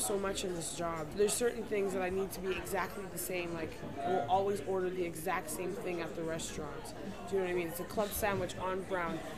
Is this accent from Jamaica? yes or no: no; Western Canada, Canada; moved away; I'm from Western Canada